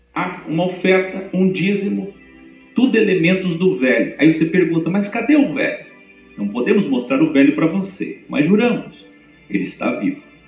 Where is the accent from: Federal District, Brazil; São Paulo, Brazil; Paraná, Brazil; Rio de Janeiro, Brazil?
Paraná, Brazil; Curitiba; moved away; Eu que vim de Curitiba, sou bom no R